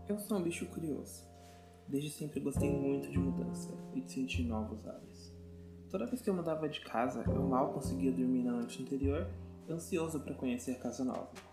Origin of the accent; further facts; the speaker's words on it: Curitiba, Paraná, Brazil; Eu nasci e cresci no Sombrás, um bairro aqui de Curitiba